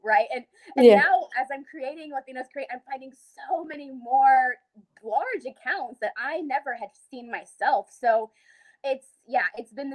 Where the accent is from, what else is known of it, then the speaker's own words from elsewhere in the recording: Dallas, Texas, United States; I grew up in Dallas, Texas